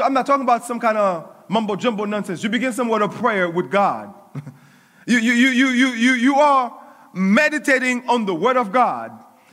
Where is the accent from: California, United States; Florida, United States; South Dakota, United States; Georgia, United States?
Florida, United States; Coral Springs; I was growing up in Coral Springs